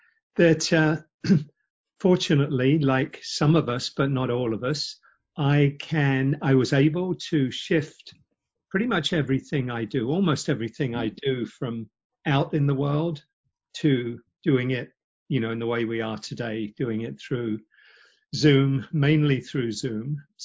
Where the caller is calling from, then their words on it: Silver Spring, Maryland, United States; I'm based just out of Washington, outside of Washington, D.C. in Silver Spring, Maryland.